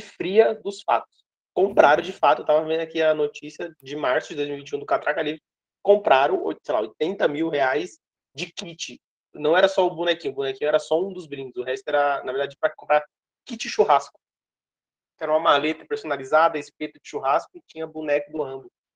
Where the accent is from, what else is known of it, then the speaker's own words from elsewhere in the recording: Brazil; sendo brasileiro